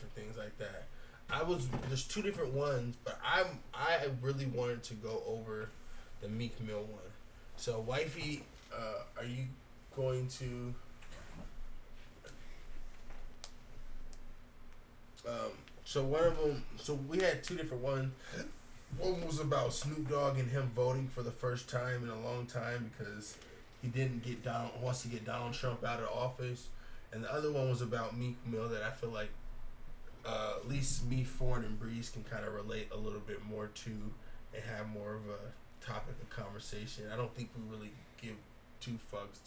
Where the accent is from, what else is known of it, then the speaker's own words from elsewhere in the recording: United States; Being an American in America as a black man